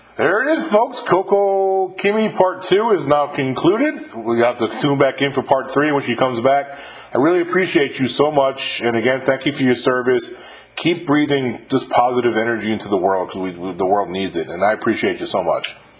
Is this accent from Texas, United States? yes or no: no; Westchester County, New York, United States; I grew up in Westchester County, New York